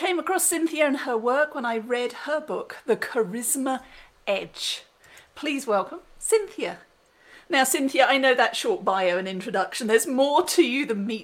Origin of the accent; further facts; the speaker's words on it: England, United Kingdom; now in United States; I'm English now, living in America